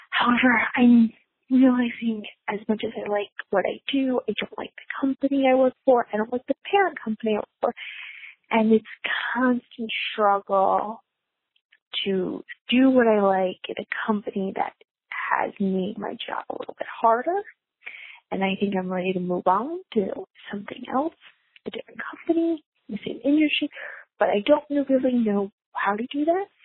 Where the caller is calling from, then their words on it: Connecticut, United States; I'm calling from Connecticut.